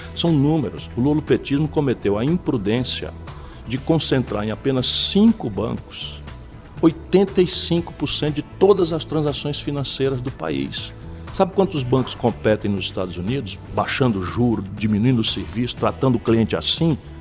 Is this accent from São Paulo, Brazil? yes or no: no; Sobral, Ceará, Brazil; also born or lived in Pindamonhangaba; Fui criado a minha vida inteira em Sobral